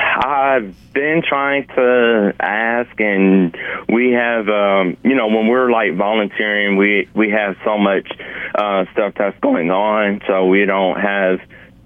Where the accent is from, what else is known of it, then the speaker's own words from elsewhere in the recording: Montgomery, Alabama, United States; Yes, I'm always interested to go to the Camellia Bowl because it's right in my hometown, and I've been going for the past 10 years.